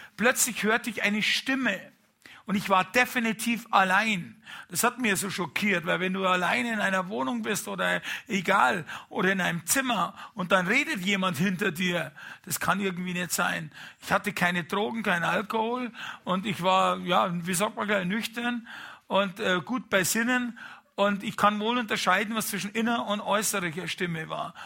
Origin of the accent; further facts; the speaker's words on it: Bavaria, Germany; als Bayer